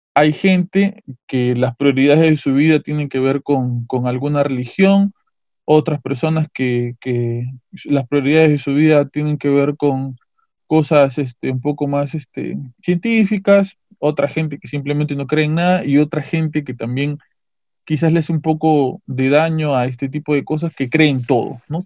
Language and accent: Spanish; Peru; nuestras culturas, la cultura inca, en caso del Perú